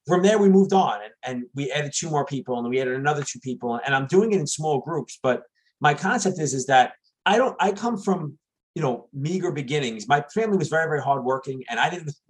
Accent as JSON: {"language": "English", "town": "New York City", "region": "New York", "country": "United States", "tie": "born or raised there", "moved": "yes", "lives_now": "New Jersey, United States", "said": "I grew up in New York City."}